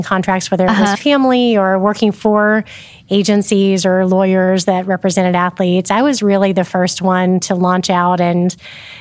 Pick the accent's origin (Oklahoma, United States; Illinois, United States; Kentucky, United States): Oklahoma, United States; Oklahoma City; also born or lived in Midwest City, Oklahoma; So lifelong Oklahoman, born and raised in Oklahoma City and surrounding areas